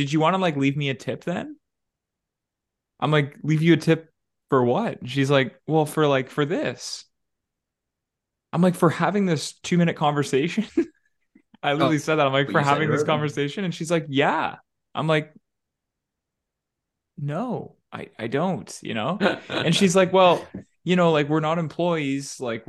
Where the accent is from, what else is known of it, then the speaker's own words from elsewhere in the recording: Canada; oh, we're from Canada.